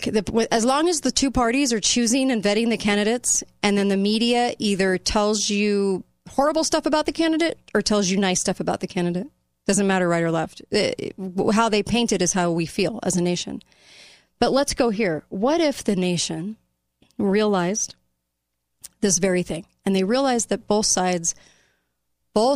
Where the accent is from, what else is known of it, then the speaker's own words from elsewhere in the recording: United States; as an American populace